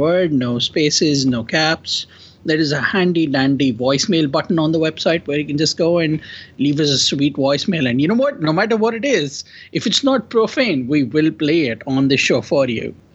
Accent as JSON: {"language": "English", "country": "India", "accent": "Indian", "moved": "yes", "said": "my accent is Indian because I am Indian and I'm from India."}